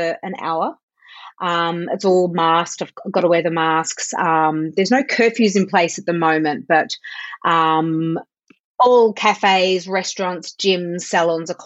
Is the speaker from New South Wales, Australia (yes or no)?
no; Melbourne, Victoria, Australia; also born or lived in Sydney / United Kingdom; Melbourne, which is actually my hometown